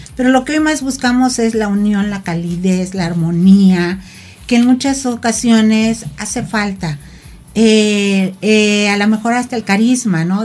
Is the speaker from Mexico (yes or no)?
yes; Tepoztlán, Morelos, Mexico; Yo vengo de un municipio que es Tepoztlán